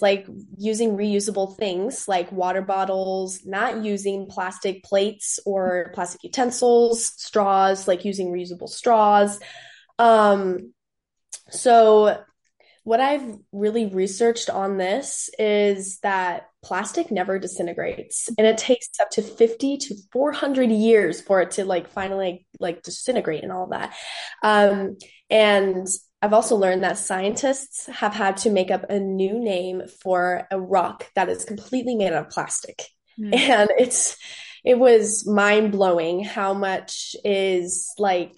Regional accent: Phoenix, Arizona, United States; I am from Phoenix, Arizona.

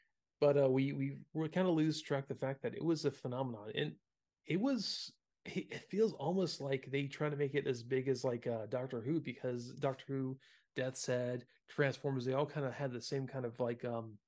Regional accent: the South, United States; And you know, being that we grew up in the South, man, Hot Wheels and Matchbox cars, you know, we seeing a General Lee was pretty common.

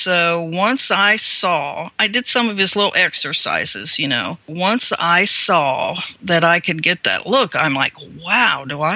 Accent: Columbus, Ohio, United States; moved away; I grew up around Columbus

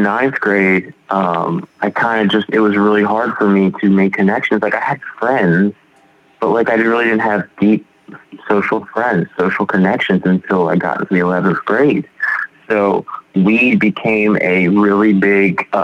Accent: Baltimore, Maryland, United States; grew up in Baltimore, great family

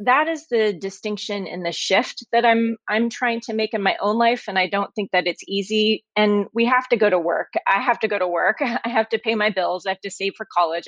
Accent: Oklahoma, United States; I grew up in Oklahoma

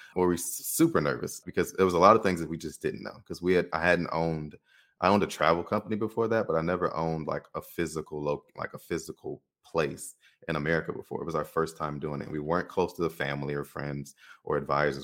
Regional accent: Chicago, Illinois, United States; moved away as an adult; I'm growing up in Chicago

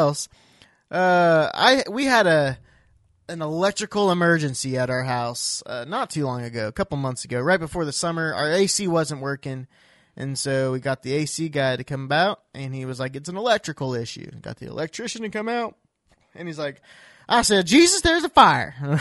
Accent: Iowa, United States; I grew up in Iowa

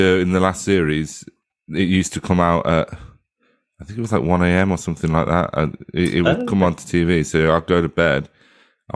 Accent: England, United Kingdom; we're English

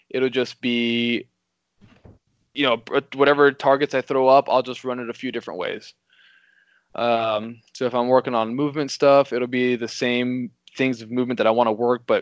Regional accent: Missouri, United States; the Missouri State match, which is my my home state.

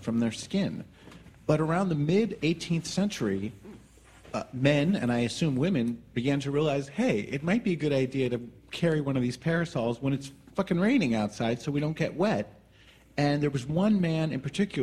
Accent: New Jersey, United States; moved away; my hometown yesterday in New mm-hmm. Jersey

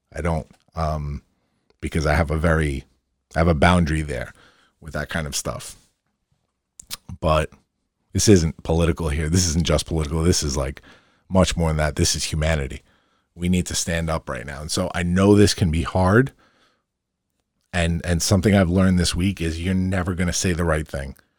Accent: Long Island, New York, United States; I'm a hometown boy. And my work is always gonna start in my hometown.

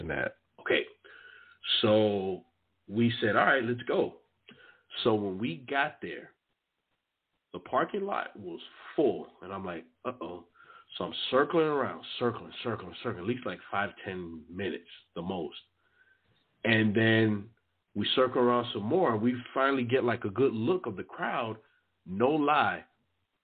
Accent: Miami, Florida, United States; I'm from Miami

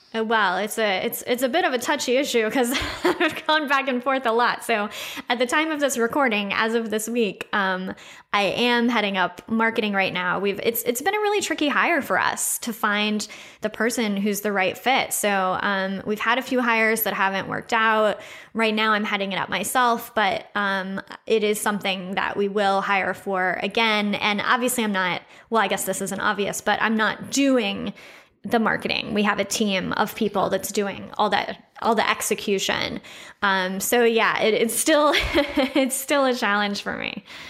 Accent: Austin, Texas, United States; moved away as an adult; also born or lived in Chicago; I grew up, uh, I grew up here in Austin

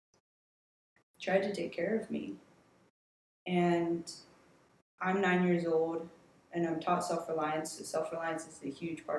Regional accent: Virginia, United States; I was born and raised in Virginia

